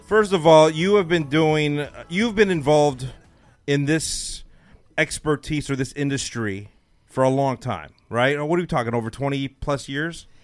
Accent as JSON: {"language": "English", "town": "Los Angeles", "region": "California", "country": "United States", "moved": "yes", "lives_now": "Dallas, United States", "said": "I'm from Los Angeles"}